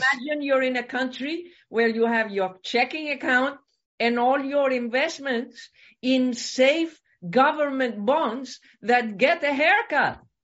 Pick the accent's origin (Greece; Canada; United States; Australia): Greece; I come from Greece